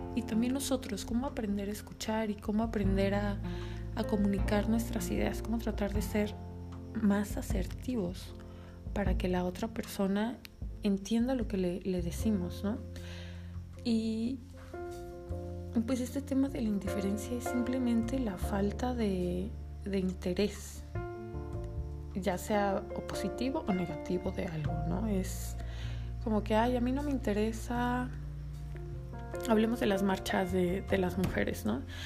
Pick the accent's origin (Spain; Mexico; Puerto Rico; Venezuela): Mexico